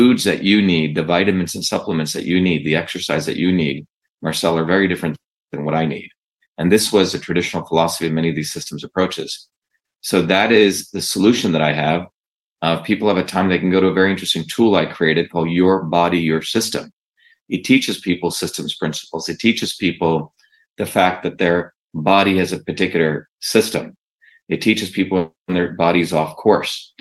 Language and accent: English; India; now in United States; I grew up in India where my grandmother was a traditional village healer